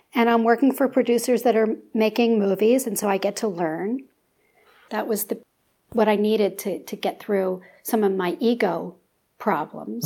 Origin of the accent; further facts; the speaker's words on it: Philadelphia, Pennsylvania, United States; moved away; I'm from Philly